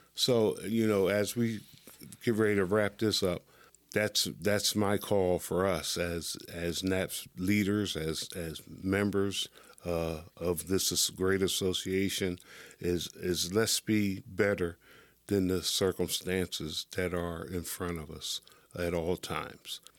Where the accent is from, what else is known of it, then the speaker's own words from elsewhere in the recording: Pennsylvania, United States; from Pennsylvania, my home state.